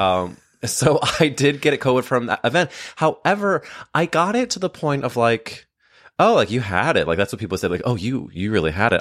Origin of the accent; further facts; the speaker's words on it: St. Louis, Missouri, United States; I grew up in Saint Louis, Missouri